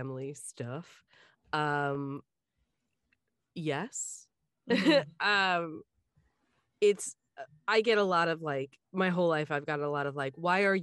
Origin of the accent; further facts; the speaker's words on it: Richmond, Virginia, United States; accent: Southern; I grew up in the Richmond area, and the Southern dialect that, I acquired